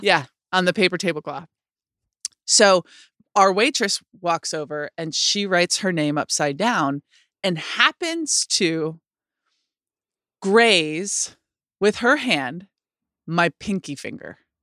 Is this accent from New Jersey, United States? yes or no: no; Rochester, New York, United States; in my city growing up in Rochester, New York